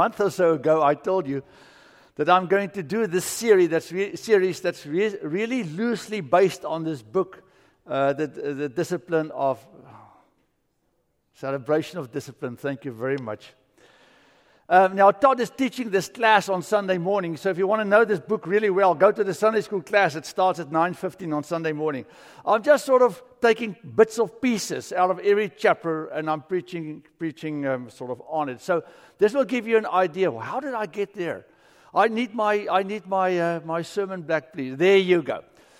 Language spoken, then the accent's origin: English; South Africa; moved away as an adult; now in United States; America is strange. I came here from South Africa.